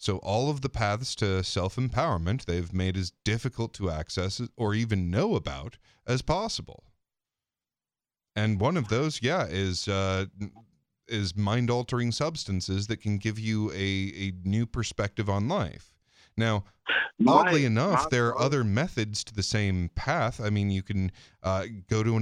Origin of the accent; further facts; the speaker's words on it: United States; as an American